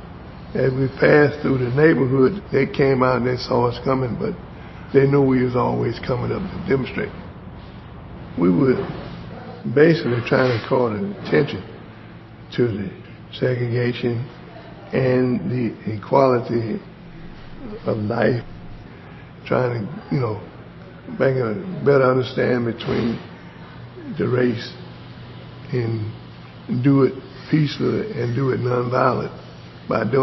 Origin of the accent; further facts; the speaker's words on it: the South, United States; also born or lived in Rock Hill, South Carolina; when you born and raised in the South